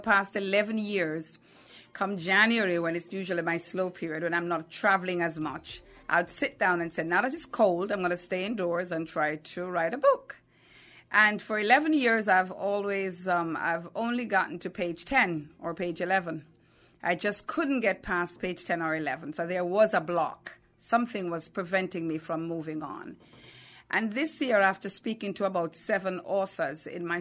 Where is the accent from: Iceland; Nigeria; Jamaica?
Jamaica; Kingston; now in Atlanta, United States; I am from Kingston, Jamaica. That's where I was born. I currently live in Atlanta, Georgia.